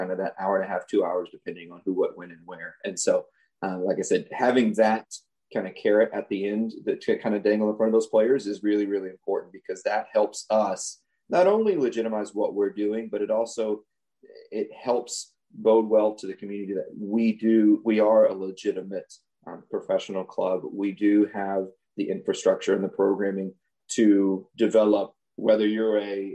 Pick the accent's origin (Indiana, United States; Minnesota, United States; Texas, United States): Texas, United States; Henderson; moved away as an adult; also born or lived in Houston, Texas; I'm actually from East Texas, a very, very, very small town of Henderson.